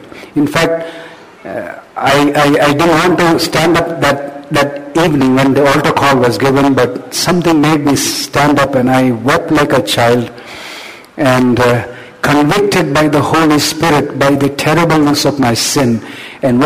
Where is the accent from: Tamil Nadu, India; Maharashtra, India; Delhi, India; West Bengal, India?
Tamil Nadu, India; Chennai; I grew up in Chennai, okay? I grew up in Chennai